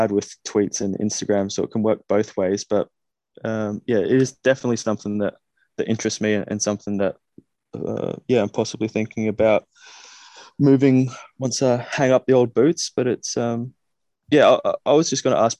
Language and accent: English; Australia; accent: Australian; moved away; growing up in Australia